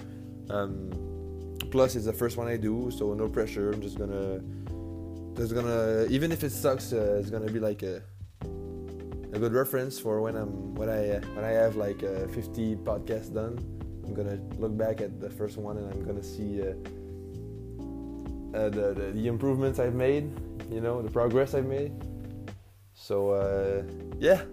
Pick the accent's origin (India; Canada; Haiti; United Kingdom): Canada; New Brunswick; English is a second language; moved away as an adult; now in Quebec City, Canada; I'm a French guy from New Brunswick, Canada